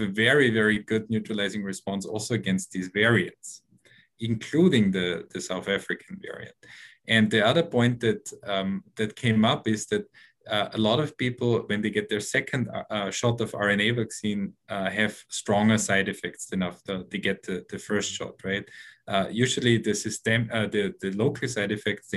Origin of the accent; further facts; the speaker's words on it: Austria; now in New York, United States; I'm originally from Austria